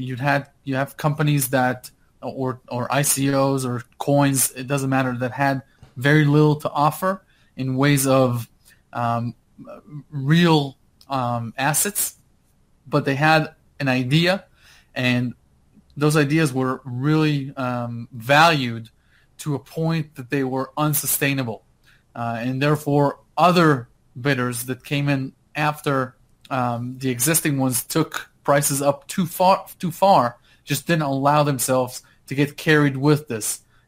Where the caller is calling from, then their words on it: Park City, Utah, United States; Hey, I'm in Park City, Utah right now.